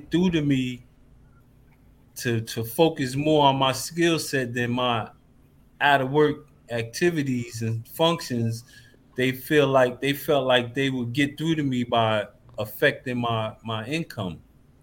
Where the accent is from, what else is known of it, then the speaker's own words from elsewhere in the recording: Paterson, New Jersey, United States; moved away; I'm originally from Paterson, New Jersey. I'm not from Texas